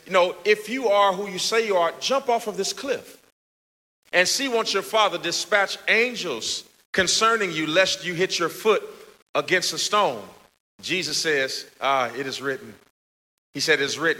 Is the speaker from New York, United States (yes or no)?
no; Gary, Indiana, United States; moved away; I'm from Gary, Indiana. My mother worked at fast food restaurants all of our life